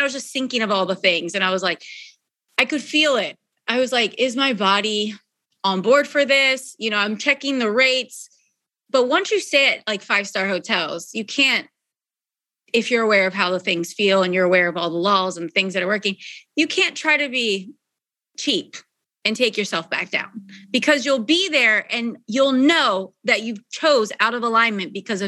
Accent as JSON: {"language": "English", "area": "Philadelphia suburbs", "region": "Pennsylvania", "country": "United States", "also_born_or_lived": "Texas", "moved": "yes", "said": "I'm from Philadelphia suburbs."}